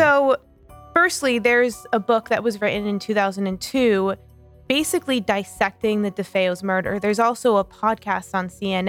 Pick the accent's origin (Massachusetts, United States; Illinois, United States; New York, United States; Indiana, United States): New York, United States; as someone who grew up in New York